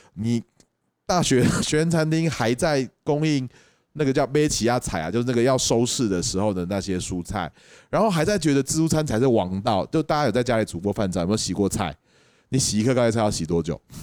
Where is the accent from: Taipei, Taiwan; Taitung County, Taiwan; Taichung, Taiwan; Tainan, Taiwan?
Taipei, Taiwan; 我台北人下来了，我在东海大学里面做生意